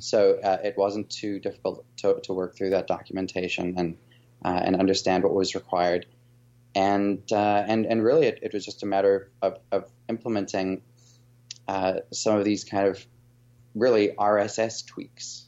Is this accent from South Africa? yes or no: yes; South Africa; moved away as an adult; now in United States; after coming from South Africa. That's my, my background and my, my accent a little bit